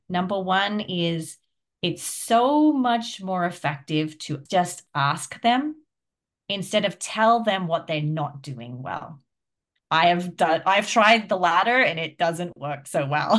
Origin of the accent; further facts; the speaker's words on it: Australia; now in United States; I'm Australian, but I live in America